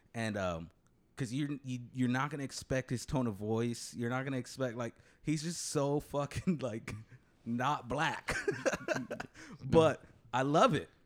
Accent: Coachella, California, United States; also born or lived in Indio, California; I was born in Indio. I lived in Indio for a while, a decent part of Indio. Then I moved to Coachella when I was really young

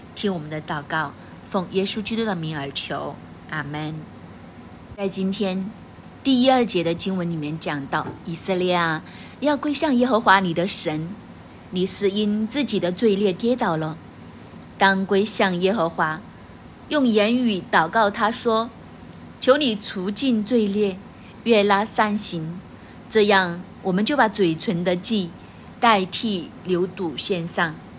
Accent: China; 我们中国人

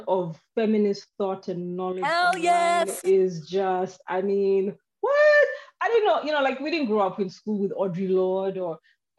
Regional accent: Nairobi, Kenya; That wasn't vocabulary that was around me growing up in Nairobi in the 80s and the 90s.

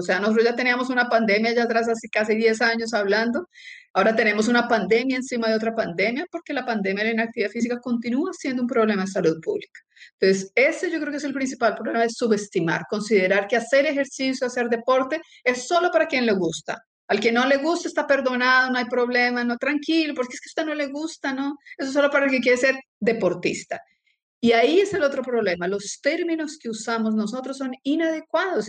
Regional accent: Colombia; moved away as an adult; also born or lived in Brazil; now in Chile; Soy colombiana, nací en Colombia, estudié medicina en Colombia, después me fui a Brasil, tengo la nacionalidad brasilera y hace siete años estoy viviendo en Chile.

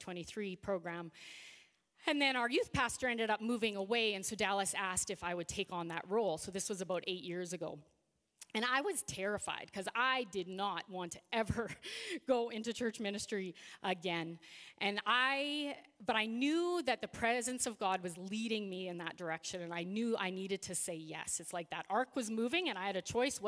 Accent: Regina, Saskatchewan, Canada; now in Saskatoon, Canada; I grew up in Regina. So I lived there for 30 years

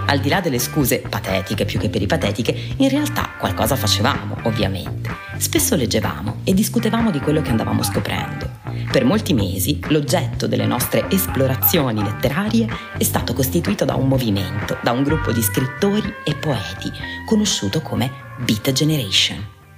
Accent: Taranto, Apulia, Italy; Taranto, la mia città d'origine

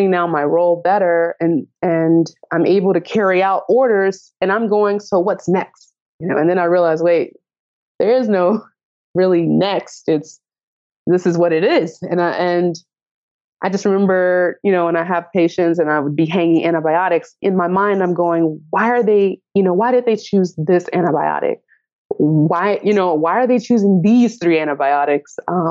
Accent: Nashville, Tennessee, United States; moved away as an adult; now in Chicago, United States; I'm from Nashville, Tennessee

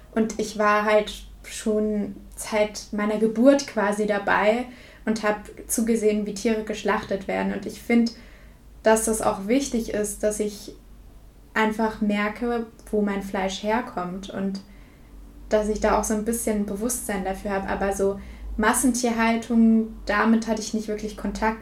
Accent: suburb of Würzburg, Bavaria, Germany; da wo ich aufgewachsen bin, in einem ja, Vorort von Würzburg

